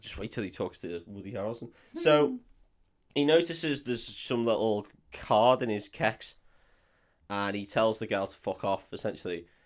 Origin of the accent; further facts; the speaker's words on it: United Kingdom; I'm too British